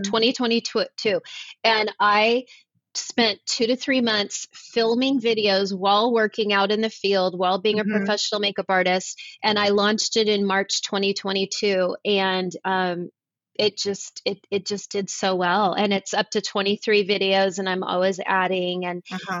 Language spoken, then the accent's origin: English; Los Angeles, California, United States; moved away as an adult; also born or lived in Charlotte, North Carolina; now in Nashville, United States; I was born and raised in Los Angeles, and I chose to move to North Carolina. I live in Nashville now